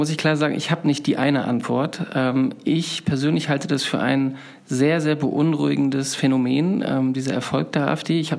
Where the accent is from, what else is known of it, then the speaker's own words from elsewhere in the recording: Mecklenburg-Vorpommern, Germany; moved away; Ich bin ja für dieses Buch ähm, Heimatsuche ist der Titel durch meine Heimat gereist, die ich vor fast 20 Jahren verlassen habe. Und ich war in erster Linie überrascht, wie schön es doch dort ist. Also die Landschaften, das Schweriner Schloss, die Ostsee